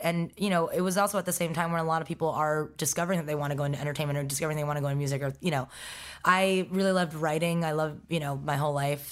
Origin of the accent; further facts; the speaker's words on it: New York City, New York, United States; also born or lived in Stony Brook, Long Island, New York; I was raised in Forest Hills, Queens